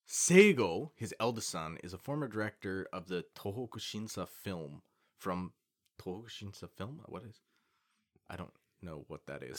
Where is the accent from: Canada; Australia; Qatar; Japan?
Canada; As a Canadian man